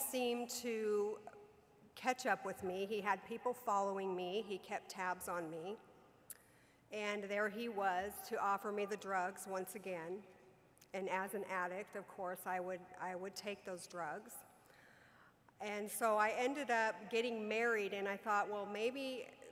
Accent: Southern California, United States; I was raised in Southern California.

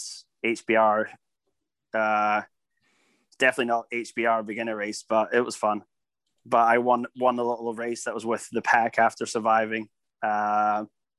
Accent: Scotland, United Kingdom; I'm Scottish

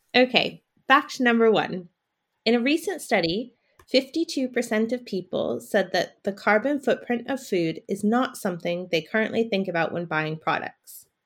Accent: United States; now in London, United Kingdom; I'm from America, and I live in London

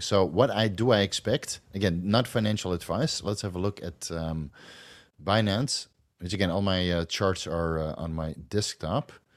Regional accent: Netherlands; accent: a little bit of a Dutch accent; English is a second language; I still have a little bit of a Dutch accent, but I can pass in Holland if I speak English like this

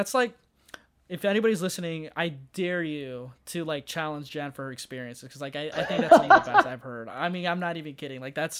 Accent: Rockford, Illinois, United States; I'm from Rockford, Illinois, which is just outside of Chicago.

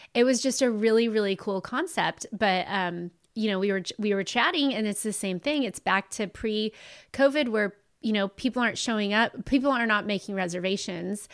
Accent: Ventura, California, United States; also born or lived in Pasadena / Oxnard; I originally really grew up my elementary and, um, high school years in Ventura

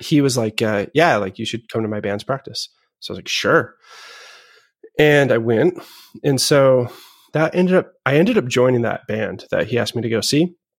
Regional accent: Boston, Massachusetts, United States; also born or lived in Seattle / Los Angeles; I was born in Seattle, and I lived in L A for, like, the end of my single digit years, I guess we'll say. And then I moved to Boston or just north of Boston when I was ten

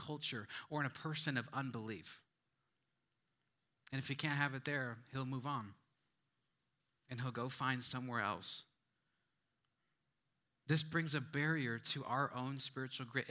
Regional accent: Midwest, United States; moved away; I'm from the Midwest.

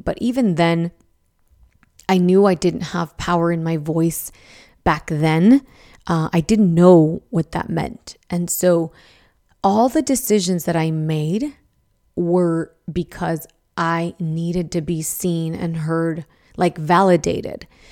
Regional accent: Idaho, United States; I grew up in Idaho

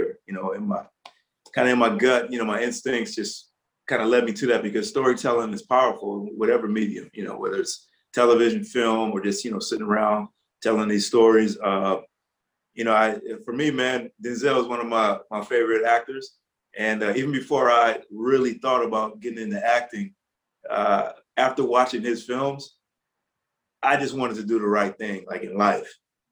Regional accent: Los Angeles, California, United States; born or raised there

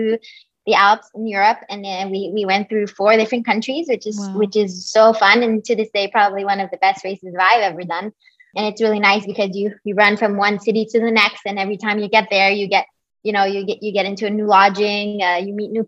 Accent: Quebec, Canada; moved away as an adult; also born or lived in California / Boulder, Colorado; I am originally from Quebec

